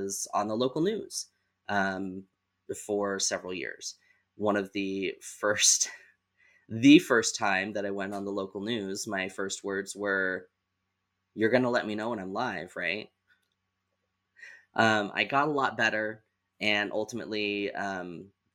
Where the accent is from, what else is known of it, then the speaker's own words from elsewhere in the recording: Southeast Idaho, United States; I was born and raised in Southeast Idaho